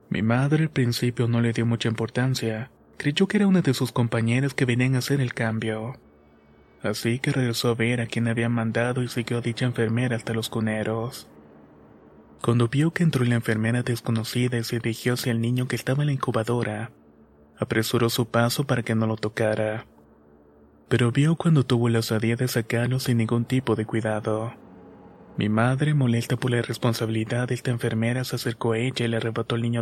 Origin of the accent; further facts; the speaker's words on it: Mexico; soy de México